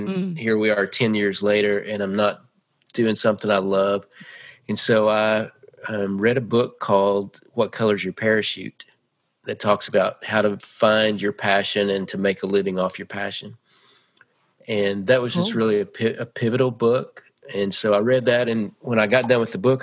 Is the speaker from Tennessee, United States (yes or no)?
yes; Nashville, Tennessee, United States; also born or lived in California; I was born in California, but I grew up in Nashville.